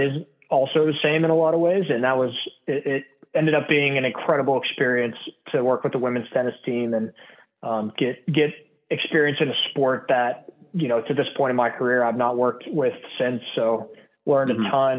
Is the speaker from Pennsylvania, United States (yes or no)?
yes; Pittsburgh, Pennsylvania, United States; I'm originally from Pittsburgh, Pennsylvania, born and raised